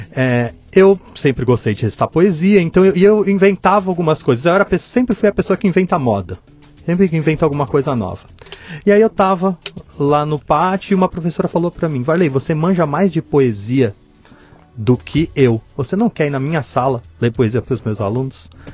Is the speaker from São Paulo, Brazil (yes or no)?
yes; Santo André, São Paulo, Brazil; also born or lived in São Bernardo do Campo; now in Mauá, Brazil; eu nasci em Santo André, na verdade, só que eu sou todo do ABC, né? É, então eu, eu eu moro em Mauá.